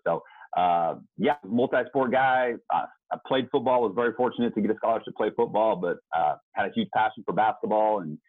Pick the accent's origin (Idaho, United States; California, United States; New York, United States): Idaho, United States; Caldwell; also born or lived in Seattle, Washington / Canada; I grew up on Chicken Dinner Road in Caldwell.